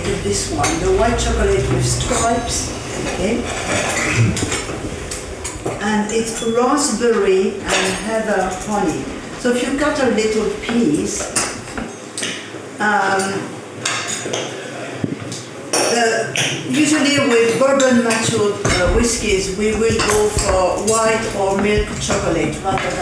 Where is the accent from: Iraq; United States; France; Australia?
France; I'm French